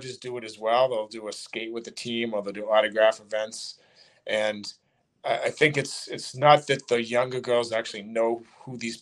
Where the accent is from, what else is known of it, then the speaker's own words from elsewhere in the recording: Burlington, Massachusetts, United States; I grew up in Burlington